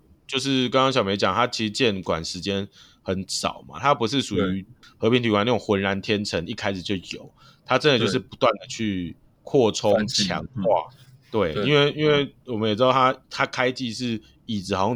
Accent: Hsinchu, Taiwan; 我是新竹人，我真的就是会想要支持这些球

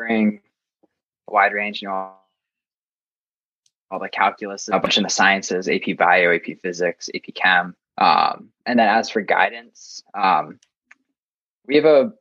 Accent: Boston, Massachusetts, United States; I'm from Massachusetts, Boston area

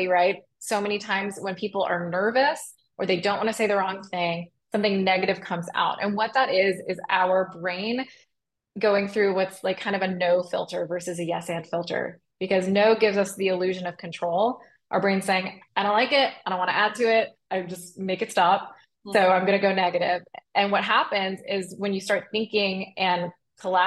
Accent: Arlington, Texas, United States; moved away as an adult; also born or lived in Chicago, United States; I grew up in Arlington

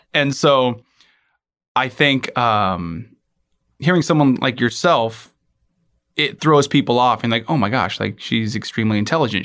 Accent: Alaska, United States; I was born and raised in Alaska

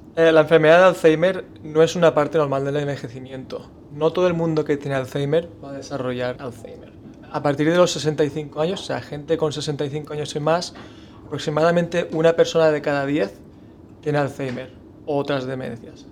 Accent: Spain; como español

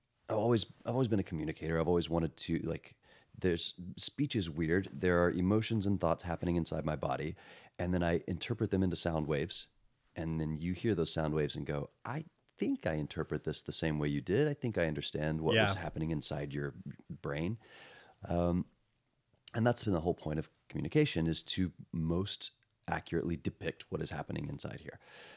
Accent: Texas, United States; accent: Texas; And I grew up in Texas.

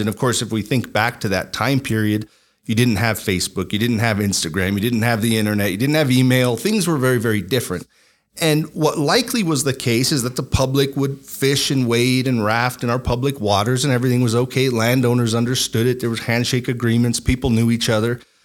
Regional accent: La Puebla, New Mexico, United States; I am born and raised in New Mexico, a lifelong New Mexican.

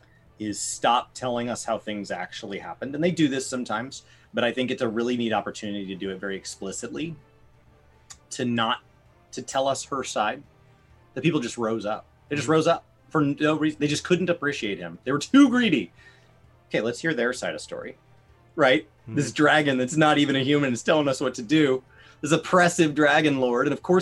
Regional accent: United States; as an American, we were raised being taught manifest destiny.

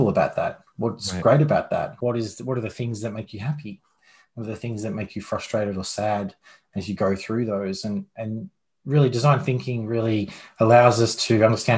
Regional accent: Australia; moved away as an adult; now in United States; Australian born.

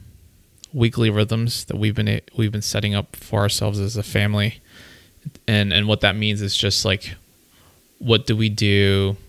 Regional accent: Austria; I was born in Austria, but I was a Filipino citizen when I was born

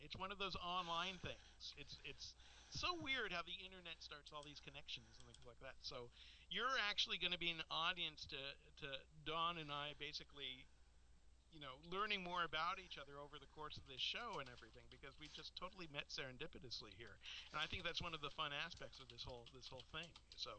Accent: Los Angeles, California, United States; also born or lived in Santa Monica, California; I was born in Santa Monica, California. Okay. I grew up in L.A.

